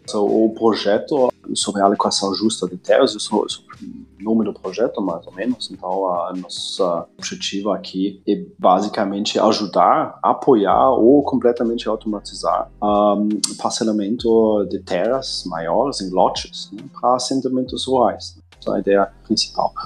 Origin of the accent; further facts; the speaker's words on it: Germany; moved away as an adult; now in Brazil; eu nasci na Alemanha e uh, faz uns uh, ah, 15 anos que eu estou aqui no Brasil.